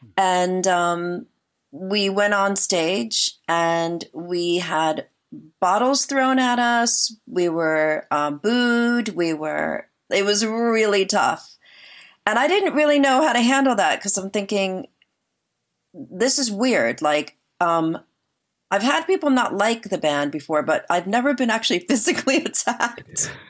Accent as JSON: {"language": "English", "region": "New Jersey", "country": "United States", "tie": "born or raised there", "also_born_or_lived": "New York City", "moved": "as an adult", "lives_now": "United Kingdom", "said": "I originally am from New Jersey. I'm from um, the same area that John Bon Jovi's from, and Bruce Springsteen, like sort of Central Jersey, like by the shore"}